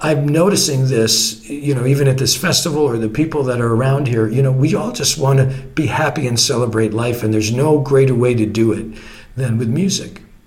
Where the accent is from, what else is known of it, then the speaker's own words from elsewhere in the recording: Canada; I'm a Canadian